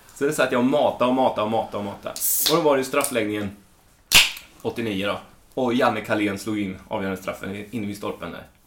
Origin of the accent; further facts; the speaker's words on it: Småland, Sweden; jag växte upp i Småland på ett ställe där det inte finns någonting annat än skog